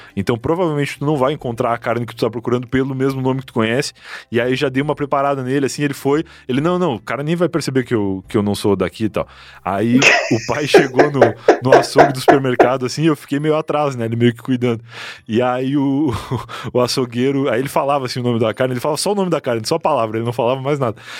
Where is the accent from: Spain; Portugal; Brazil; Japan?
Brazil; Rio Grande do Sul; moved away as an adult; now in São Paulo, Brazil